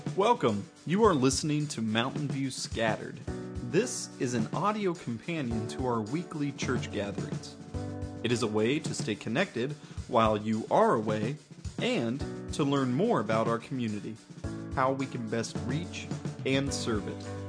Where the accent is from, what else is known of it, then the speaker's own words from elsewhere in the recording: United States; as An American